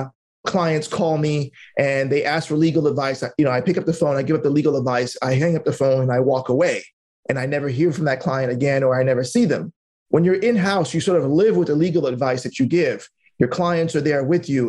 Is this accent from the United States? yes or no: yes; New York City, New York, United States; I'm just a immigrant kid that grew up in Brooklyn, New York